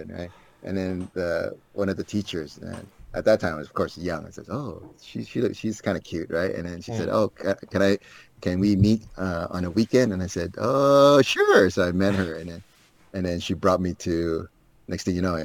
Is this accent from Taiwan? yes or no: yes; Taipei, Taiwan; also born or lived in Manila, Philippines / Seattle, United States; in Taipei, when I grew up in Taipei